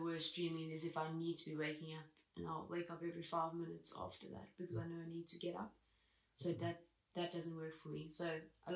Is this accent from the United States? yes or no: no; South Africa; moved away as an adult; now in United Kingdom